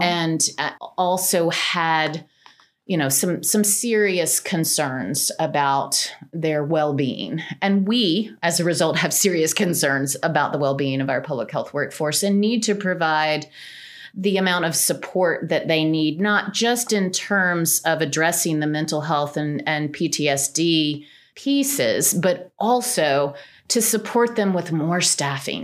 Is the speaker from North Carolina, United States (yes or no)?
yes; Cullowhee, North Carolina, United States; I grew up in Cullowhee, North Carolina